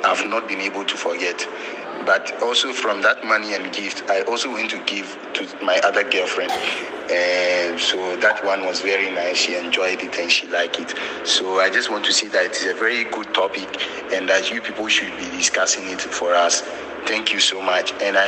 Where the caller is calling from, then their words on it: Ho, Volta, Ghana; I'm calling from Wo, the Volta region.